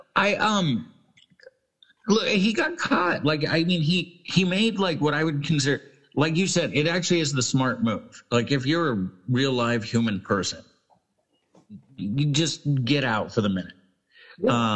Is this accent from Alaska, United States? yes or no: yes; Alaska, United States; growing up in Alaska